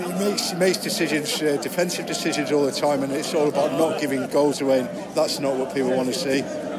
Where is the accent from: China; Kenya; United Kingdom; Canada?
United Kingdom; Scotland; also born or lived in Singapore; now in Liverpool, United Kingdom; I'm actually from Scotland originally.